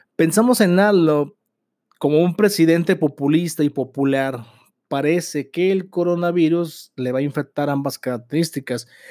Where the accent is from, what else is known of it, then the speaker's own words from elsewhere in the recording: Mexico; como mexicanos somos personas valemadristas